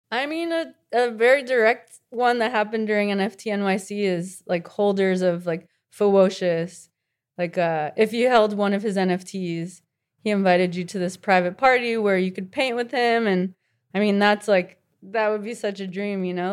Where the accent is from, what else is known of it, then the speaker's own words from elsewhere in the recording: Miami, Florida, United States; I grew up in Miami